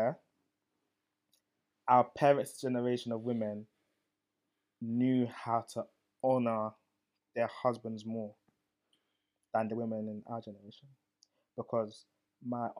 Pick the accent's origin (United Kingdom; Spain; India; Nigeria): Nigeria; being a Nigerian man